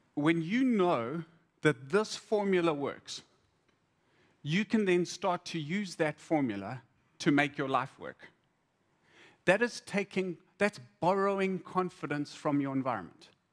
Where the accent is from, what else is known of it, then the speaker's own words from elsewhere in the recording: Zimbabwe; I, I grew up in Zim